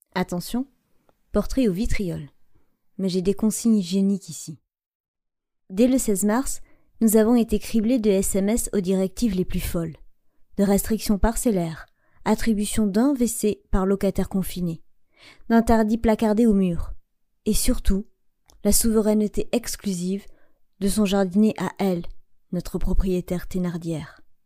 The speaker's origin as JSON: {"language": "French", "area": "Landes", "region": "Nouvelle-Aquitaine", "country": "France", "tie": "born or raised there", "moved": "yes", "said": "rallier ma terre natale"}